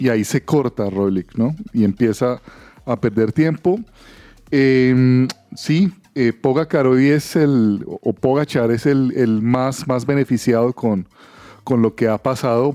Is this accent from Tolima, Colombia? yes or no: no; Cali, Valle del Cauca, Colombia; moved away; Yo también soy de Cali